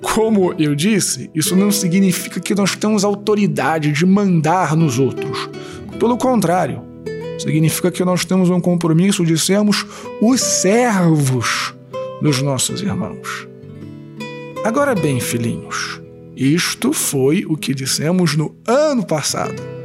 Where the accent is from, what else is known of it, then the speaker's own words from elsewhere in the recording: Rio de Janeiro, Brazil; eu sou carioca